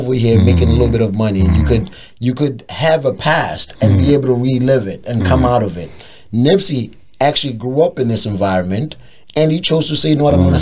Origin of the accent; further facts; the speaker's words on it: Durban, KwaZulu-Natal, South Africa; in Durban, in my hometown